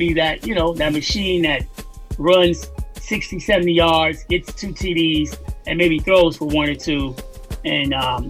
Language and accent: English; Chicago, Illinois, United States; You know, I'm from Chicago, so I can never root for them.